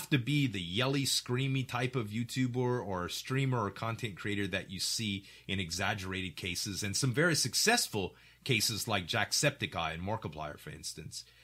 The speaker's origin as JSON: {"language": "English", "region": "Louisiana", "country": "United States", "accent": "Cajun", "said": "And he heard me and my Cajun accent, like, hey, y'all, welcome to the restaurant."}